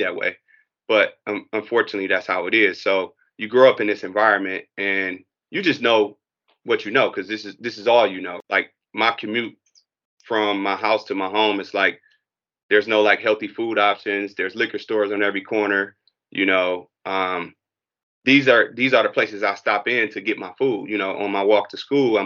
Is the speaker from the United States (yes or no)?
yes; Detroit, Michigan, United States; also born or lived in Nashville, Tennessee; I was in Detroit, born and raised in Detroit, on the west side of Detroit, and educated through the Detroit public school system